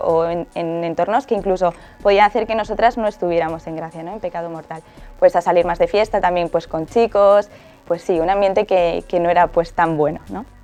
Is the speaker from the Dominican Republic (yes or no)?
no; Alcalá de Henares, Community of Madrid, Spain; tengo 20 años, soy de Alcalá de Henares